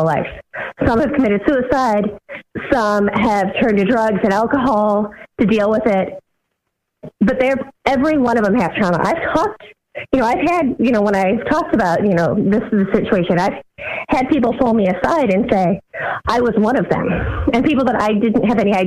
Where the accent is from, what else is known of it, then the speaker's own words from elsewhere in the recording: Ohio, United States; growing up in Ohio